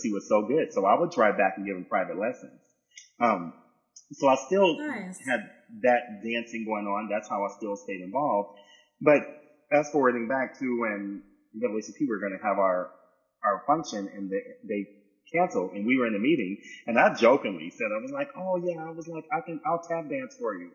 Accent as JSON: {"language": "English", "town": "San Diego", "region": "California", "country": "United States", "tie": "born or raised there", "also_born_or_lived": "New York / Los Angeles", "moved": "as an adult", "said": "I was from San Diego, California."}